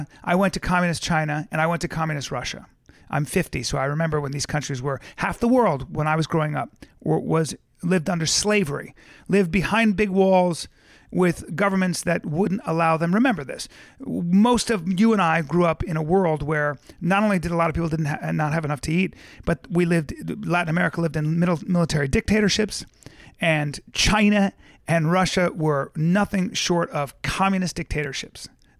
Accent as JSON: {"language": "English", "country": "Philippines", "tie": "born there", "also_born_or_lived": "India / Lebanon / Pakistan", "said": "I grew up all over the world. I was born in the Philippines. I lived in India, Calcutta and Bombay, which is now Mumbai. I then moved to Lebanon. I then moved to Pakistan. I then moved back to Lebanon"}